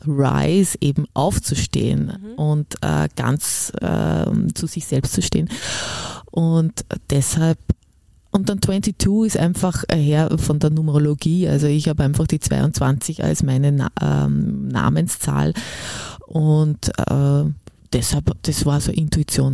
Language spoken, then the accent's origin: German; Upper Austria, Austria; ich bin ja Oberösterreicherin